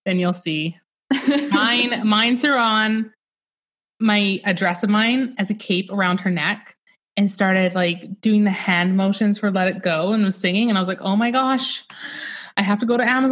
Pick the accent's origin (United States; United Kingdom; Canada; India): Canada; Northern British Columbia; I live in Northern British Columbia in Canada